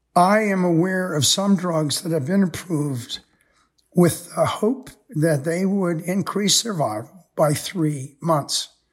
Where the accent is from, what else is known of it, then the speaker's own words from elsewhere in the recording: United States; most of us growing up in America